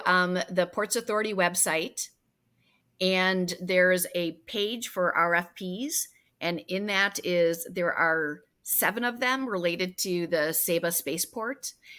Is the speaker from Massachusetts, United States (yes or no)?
no; Wisconsin, United States; So, you know, I came from Wisconsin, and people who are raised in Wisconsin don't necessarily, when they leave to take a job somewhere else, they don't necessarily say, I'm only taking this for the time being because my goal is to go back to Wisconsin.